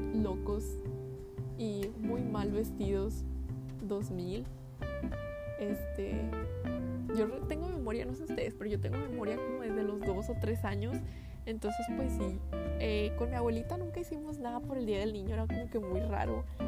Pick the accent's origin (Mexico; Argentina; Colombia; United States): Mexico; northern Mexico; siendo norteños